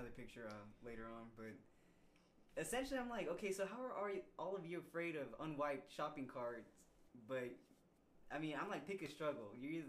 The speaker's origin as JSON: {"language": "English", "town": "Houston", "region": "Texas", "country": "United States", "tie": "born or raised there"}